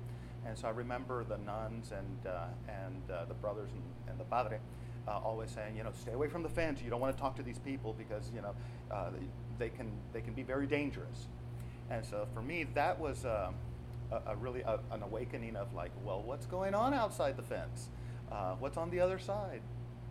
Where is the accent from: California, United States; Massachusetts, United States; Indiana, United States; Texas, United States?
Texas, United States; Austin; also born or lived in Waco, Texas; at the age of 3 months forward, you know, I've been here in Austin. I consider myself I guess technically not born, but totally raised in Austin.